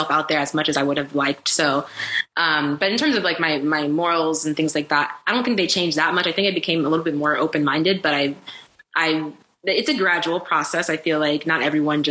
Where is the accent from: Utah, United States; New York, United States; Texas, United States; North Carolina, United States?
North Carolina, United States; Raleigh; also born or lived in Democratic Republic of the Congo / Boston; I'm used to Southern hospitality. I'm from North Carolina. I'm from Raleigh